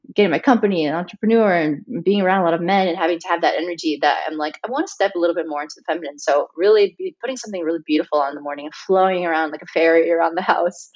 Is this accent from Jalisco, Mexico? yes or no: no; Chihuahua, Mexico; moved away; also born or lived in United States / Dallas / Los Angeles; I was raised in Mexico, in Chihuahua, Mexico